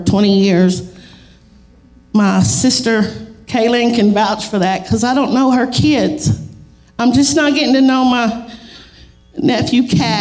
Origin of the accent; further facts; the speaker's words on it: Monahans, Texas, United States; I grew up in the Assembly of God Church in Monahans